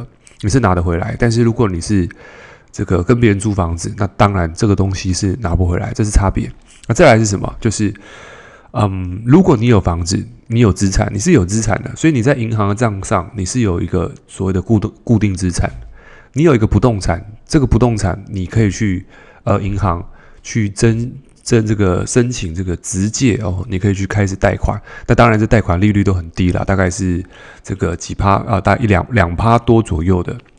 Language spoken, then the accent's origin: Chinese; Taipei, Taiwan; 因为我我从小就台北市长大嘛。